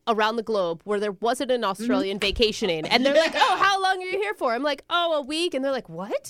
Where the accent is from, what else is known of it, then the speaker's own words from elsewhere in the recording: United States; I got the American public education.